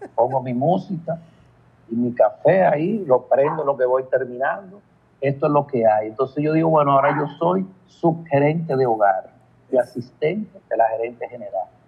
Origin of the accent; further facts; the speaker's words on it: Licey al Medio, Santiago, Dominican Republic; Yo soy de Santiago, de Licey al y viajo una vez cada 15 días por asunto de trabajo